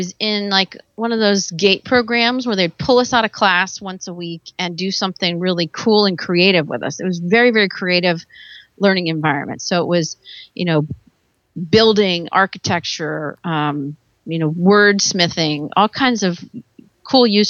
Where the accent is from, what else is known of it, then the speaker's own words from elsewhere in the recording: Virginia, United States; moved away as an adult; now in California, United States; I'm actually from Virginia. And I grew up probably 2 hours from the ocean